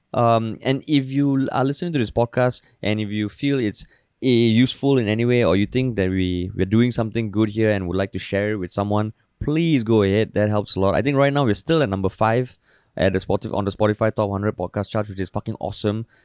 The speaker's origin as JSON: {"language": "English", "country": "Singapore"}